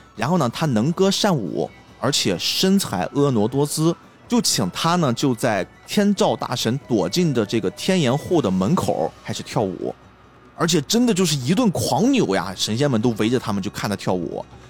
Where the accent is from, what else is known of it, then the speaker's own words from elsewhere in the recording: China; 我们中国人的记忆里面其实也有几次非常大的、非常威胁很多很多人生命的灾难性地震，比如说唐山大地震，比如说零八年的汶川地震